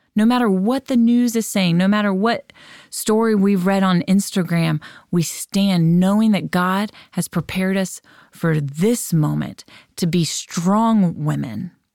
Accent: United States; we, as American parents, as American women

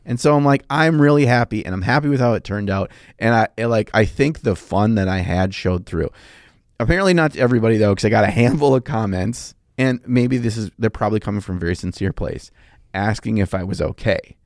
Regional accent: United States; I'm from America

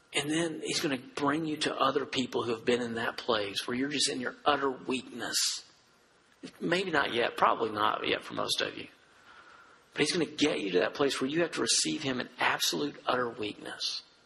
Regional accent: Dresden, Tennessee, United States; I'm a redneck from Dresden, Tennessee

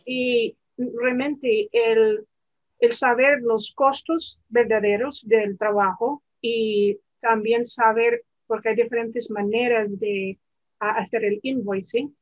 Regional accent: the mountains of Virginia, United States; yo crecí en las montañas de Virginia

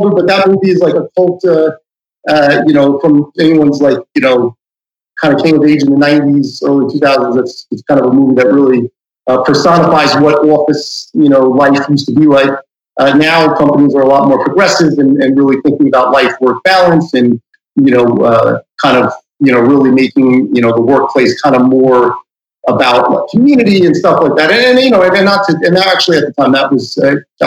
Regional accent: New York City, New York, United States; also born or lived in Manhattan; I live in Manhattan now, but I grew up in Queens

